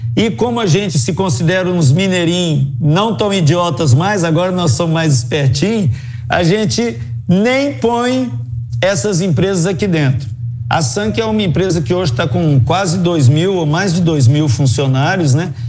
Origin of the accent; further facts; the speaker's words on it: Uberlândia, Minas Gerais, Brazil; moved away as an adult; also born or lived in Brasília; Eu sou de Uberlândia, eu tive que me mudar para Brasília